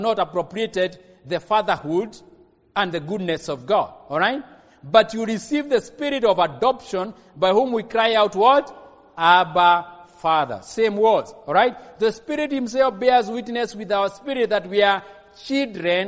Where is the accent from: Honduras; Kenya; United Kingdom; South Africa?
Kenya; Kikuyu, Central Kenya; I'm from Kikuyu?